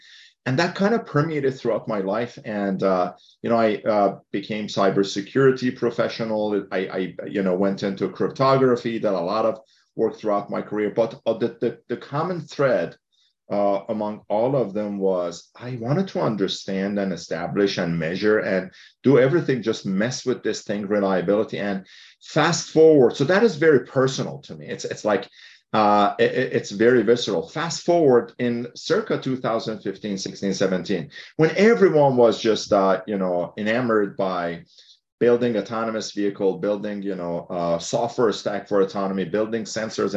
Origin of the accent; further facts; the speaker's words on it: Iran; now in Mountain View, United States; I grew up in Iran